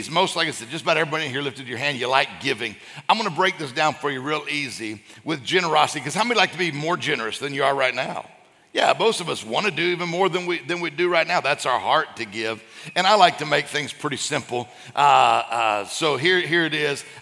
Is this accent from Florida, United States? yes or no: yes; Florida, United States; and then we're from Florida, and people are calling, Are you okay?